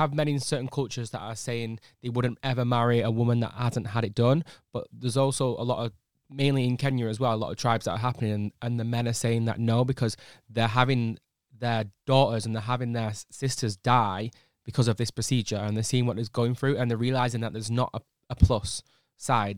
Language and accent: English; United Kingdom; as British people, I feel like we're quite lazy people